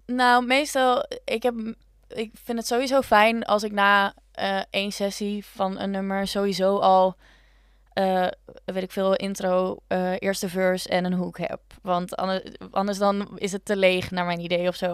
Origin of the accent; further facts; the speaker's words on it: Leeuwarden, Friesland, Netherlands; now in Utrecht, Netherlands; ik ben dus opgegroeid in Leeuwarden